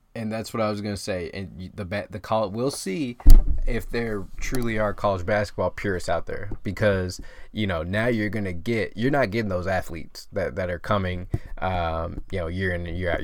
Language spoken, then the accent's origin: English; Memphis, Tennessee, United States; I'm from Memphis.